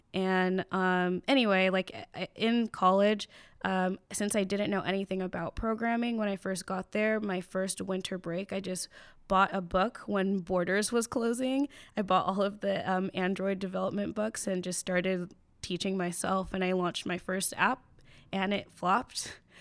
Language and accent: English; Chino Hills, California, United States; I grew up in Chino Hills, um, it's about an hour outside of L